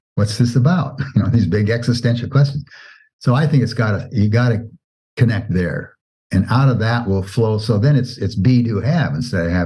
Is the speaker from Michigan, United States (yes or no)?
no; Oregon, United States; as a kid, I grew up in Oregon and was in Boy Scouts.